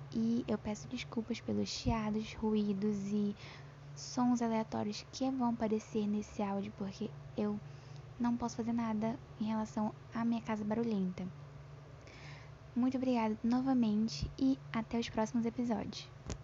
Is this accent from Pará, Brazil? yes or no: yes; Pará, Brazil; eu tenho 14 anos, sou paraense